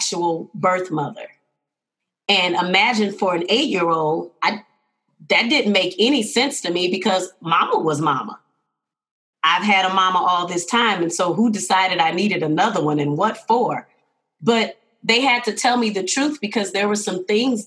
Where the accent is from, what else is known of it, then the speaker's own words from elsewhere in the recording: Houston, Texas, United States; now in Denver, United States; I am originally from Houston, Texas. Always got to give a shout out to the hometown